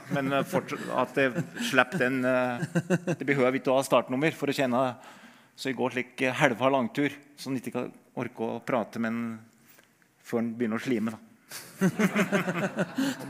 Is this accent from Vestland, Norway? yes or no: no; Øyer, Innlandet, Norway; jeg har vokst opp med Birken, da. Som når jeg er fra Øyer i Gudbrandsdalen